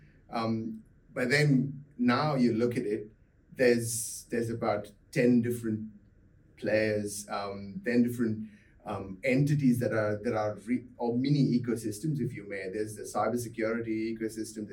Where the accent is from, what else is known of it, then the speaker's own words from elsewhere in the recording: Mumbai, Maharashtra, India; moved away as an adult; also born or lived in South Carolina, United States; now in Perth, Australia; I grew up in India, in Mumbai